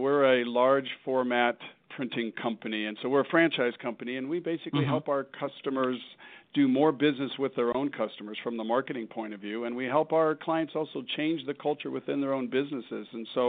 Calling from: Centennial, Colorado, United States; I'm calling from my office in our home office in the suburb of Centennial, which is a suburb of Denver, Colorado.

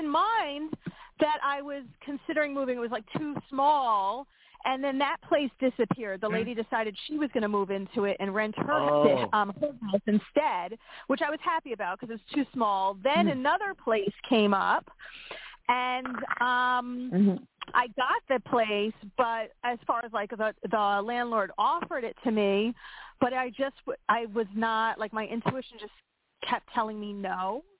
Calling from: Pennsylvania, United States; from Pennsylvania.

